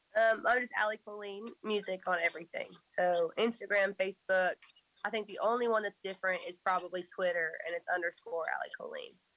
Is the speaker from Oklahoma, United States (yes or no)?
yes; just outside of Tulsa, Oklahoma, United States; moved away as an adult; now in Nashville, United States; I grew up um, just outside of Tulsa.